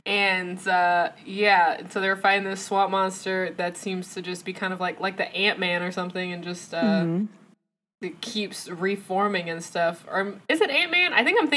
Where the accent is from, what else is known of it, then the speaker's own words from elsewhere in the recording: the South, United States; As a Southern folk myself